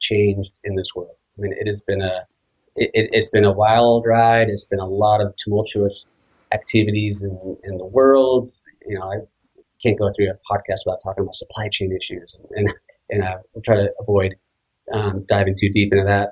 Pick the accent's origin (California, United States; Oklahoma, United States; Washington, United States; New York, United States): Washington, United States; Seattle; I grew up loving skiing in Seattle